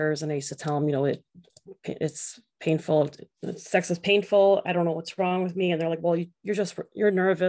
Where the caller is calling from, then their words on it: Illinois, United States; I am calling from a suburb of Chicago.